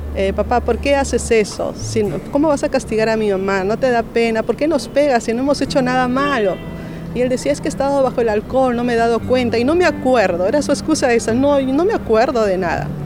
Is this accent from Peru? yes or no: yes; Lima, Peru; nací en La Libertad, en Lima, Perú.